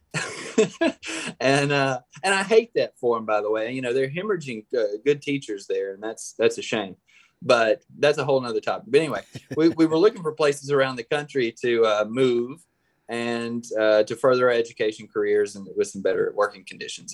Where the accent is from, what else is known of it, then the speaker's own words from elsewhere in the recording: Tupelo, Mississippi, United States; moved away as an adult; also born or lived in Oxford, Mississippi / Water Valley, Mississippi; now in Northwest Arkansas, United States; I'm from Tupelo, Mississippi, and I spent about a decade in uh, Oxford, Mississippi